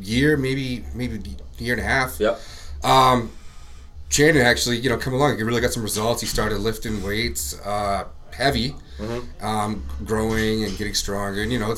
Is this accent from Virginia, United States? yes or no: yes; Virginia Beach, Virginia, United States; now in Maine, United States; I'm from Virginia Beach.